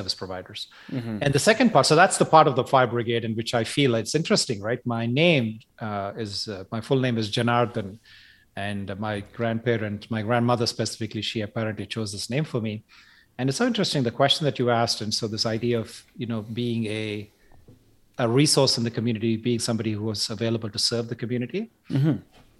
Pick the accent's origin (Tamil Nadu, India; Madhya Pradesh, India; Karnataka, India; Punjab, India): Tamil Nadu, India; Chennai; born there; I was born in Madras, which is now called Chennai in South India.